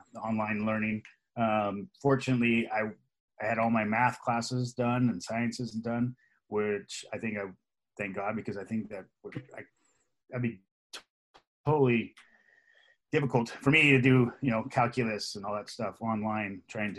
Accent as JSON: {"language": "English", "town": "Los Angeles", "region": "California", "country": "United States", "tie": "born or raised there", "also_born_or_lived": "Van Nuys, California / Woodland Hills, California", "lives_now": "Thousand Oaks, United States", "said": "we were born in Van Nuys, and then we moved out to Canoga Park, West Hills. Lived out there my entire life"}